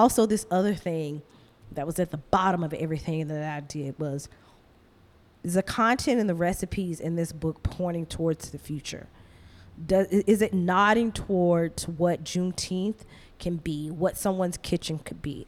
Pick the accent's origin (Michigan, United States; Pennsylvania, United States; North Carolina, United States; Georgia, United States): Georgia, United States; Athens; moved away as an adult; now in Brooklyn, United States; I would be living back in my hometown